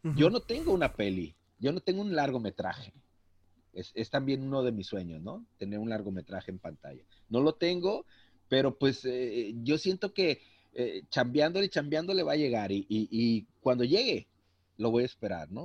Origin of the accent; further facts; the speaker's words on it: Manzanillo, Colima, Mexico; yo soy de Manzanillo, yo radico en Manzanillo, Colima